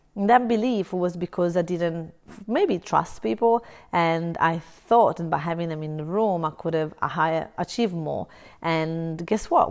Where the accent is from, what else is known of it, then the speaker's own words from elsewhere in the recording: Italy; now in Brisbane, Australia; I'm originally from Italy. I live in Australia, in Brisbane